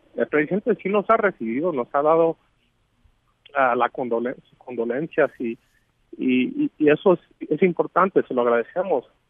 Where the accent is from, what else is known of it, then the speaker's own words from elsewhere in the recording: Mexico; nosotros como mexicanos